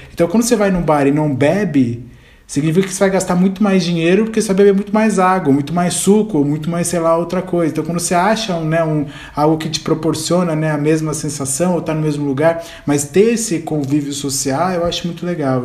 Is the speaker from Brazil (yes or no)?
yes; Ribeirão Preto, São Paulo, Brazil; Eu sou de Ribeirão também